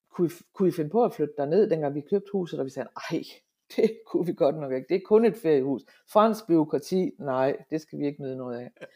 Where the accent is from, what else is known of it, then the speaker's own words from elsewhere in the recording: Hammerum, Central Denmark Region, Denmark; accent: Central Jutlandic; also born or lived in Aalborg, Denmark; now in France; jeg er midtjyde